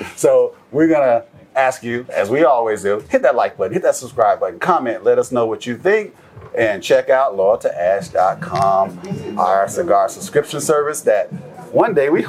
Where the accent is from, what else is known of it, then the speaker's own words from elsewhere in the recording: Brandon, Florida, United States; also born or lived in Atlanta; I'm actually originally from Tampa Bay.